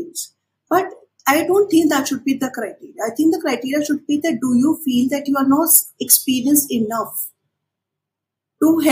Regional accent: India; as Indian students

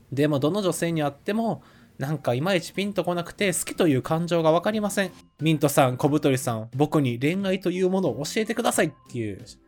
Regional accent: Osaka, Japan; moved away; 自分の地元を信じて二位大阪にします。

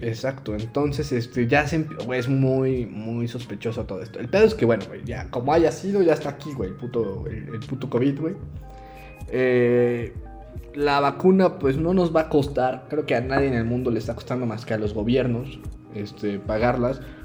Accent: Mexico

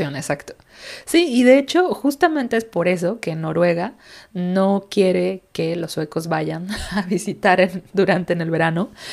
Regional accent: Mexico; now in Sweden; somos muchos mexicanos por allá

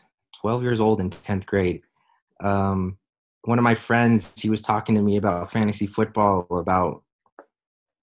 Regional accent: Central California, United States; also born or lived in Arizona; I am from Central California, right almost dead center. It's a few small country towns that are around where I live. Turlock, California, Modesto, California, Houston, California. That's where I'm from.

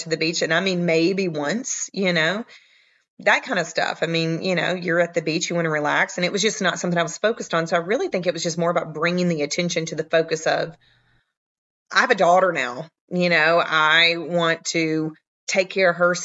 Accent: the South, United States; accent: Southern; I'm from the South. If you can't hear it in my accent

